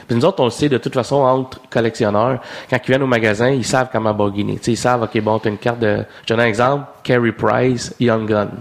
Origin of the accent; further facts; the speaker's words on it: Saint-Jean-Port-Joli, Quebec, Canada; on a grandi à Saint-Jean-Port-Joli, à Québec